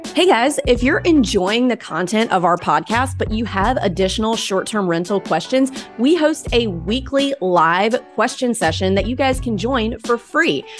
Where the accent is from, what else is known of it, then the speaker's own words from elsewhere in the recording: Starkville, Mississippi, United States; I grew up in Starkville, Mississippi